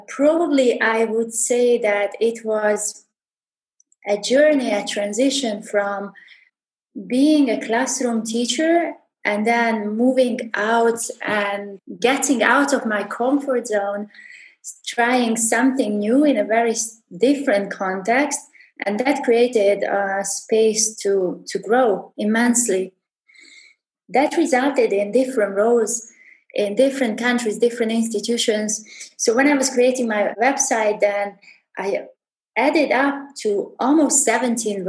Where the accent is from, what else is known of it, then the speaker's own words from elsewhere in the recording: Subcarpathian region, Zakarpattia Oblast, Ukraine; moved away as an adult; also born or lived in Oman / Hatta, UAE / Fujairah, UAE / Abu Dhabi, UAE; now in Dubai, United Arab Emirates; this is where I've grown up and spent like 28 years of my life in. this region.